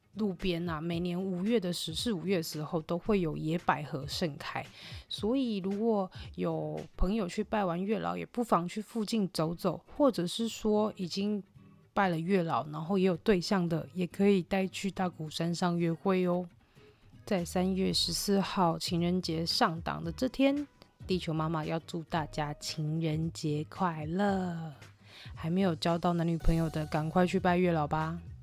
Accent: Tainan, Taiwan; moved away as an adult; now in Taoyuan, Taiwan; 本身是台南人关系，我只是嫁桃园嘛

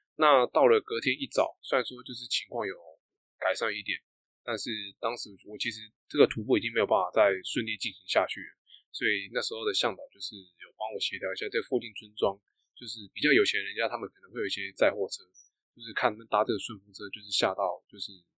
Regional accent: Taiwan; 我是台湾人

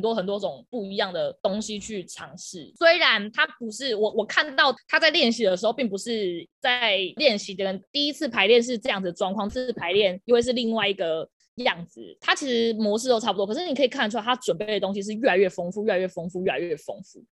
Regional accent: southern Taiwan, Taiwan; 我是南部人，我要打工

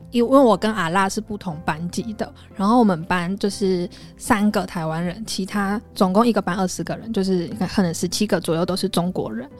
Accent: Taiwan; 我们台湾人

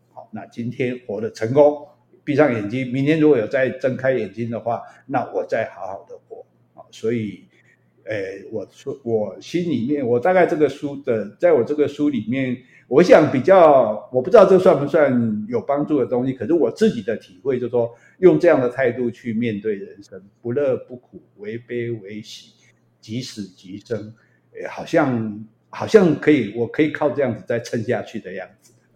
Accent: southern Taiwan, Taiwan; 我们南部人讲话比较， 比较直嘛

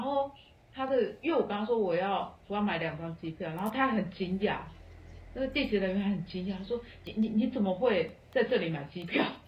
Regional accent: Taiwan; moved away; also born or lived in Colombia / Australia; 因为我是台湾人，我说我入境新加坡不需要哦

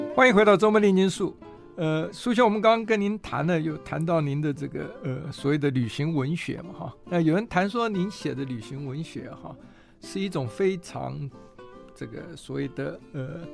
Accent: southern Taiwan, Taiwan; moved away; 尤其是乡下长大小孩，我小时候在南部长大

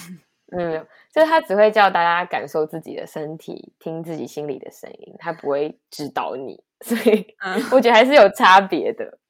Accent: Taiwan; 身为台湾人

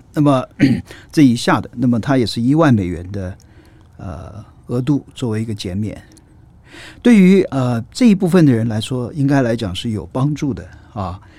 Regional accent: Taiwan; moved away as an adult; 我也是台湾出来的啊，然， 然后这个最早的时候呢，是政治大学，啊，经济背景，然后后来我念东亚所

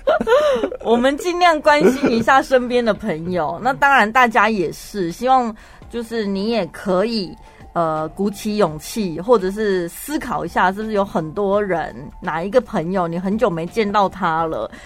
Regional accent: Taiwan; 跟现在我们台湾人非常紧张兮兮

